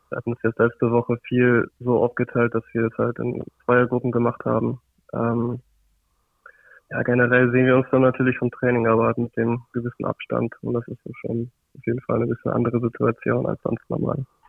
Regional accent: Osnabrück, Lower Saxony, Germany; ich komme ja hier aus Osnabrück

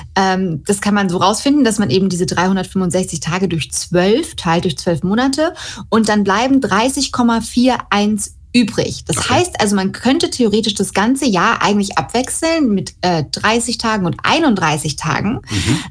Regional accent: Germany; bei uns in Deutschland

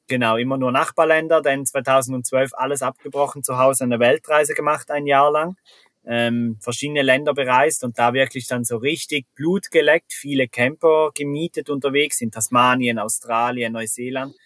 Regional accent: Switzerland; accent: Swiss German; first language Swiss German

